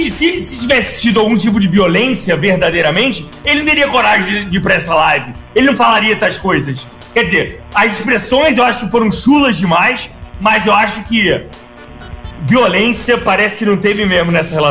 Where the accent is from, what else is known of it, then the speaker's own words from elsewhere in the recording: São Paulo, Brazil; sou paulista, né, Léo? Minha margem é sertanejo.